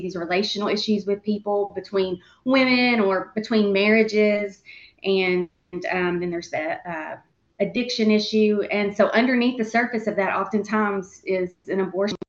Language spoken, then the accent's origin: English; Central Arkansas, United States; I grew up right here in Central Arkansas and still live here, right here in Central Arkansas